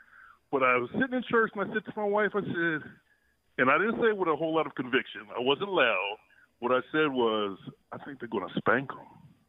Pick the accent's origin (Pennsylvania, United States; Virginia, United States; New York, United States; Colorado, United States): Pennsylvania, United States; Philadelphia; now in Northern California, United States; just wanted to give my contribution from out here in Northern California. I am a transplant. I'm born and raised in Philadelphia.